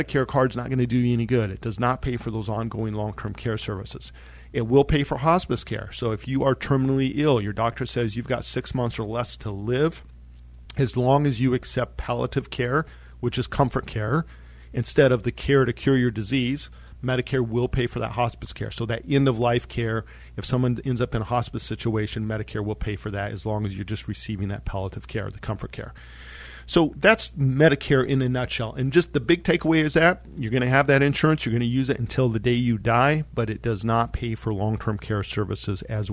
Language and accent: English; Monte Vista, Colorado, United States; I grew up in Monta Vista, Colorado